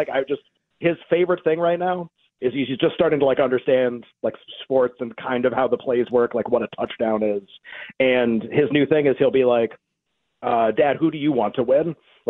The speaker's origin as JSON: {"language": "English", "region": "New England", "country": "United States", "tie": "born or raised there", "said": "I grew up in New England, and I was a Red Sox fan."}